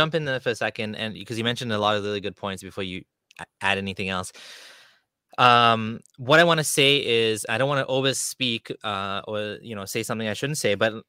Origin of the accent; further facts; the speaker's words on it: Canada; I'm 97% Indian and Pakistani from that area, according to my genetics. But like, I'm Canadian.